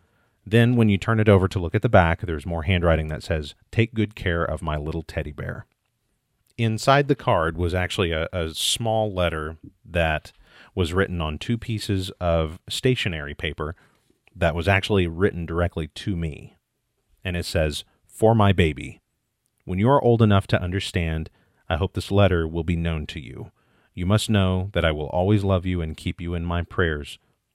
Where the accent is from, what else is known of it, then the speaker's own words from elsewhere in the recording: Midwest, United States; born there; I was born in 1979 in the Midwest and adopted 8 days later.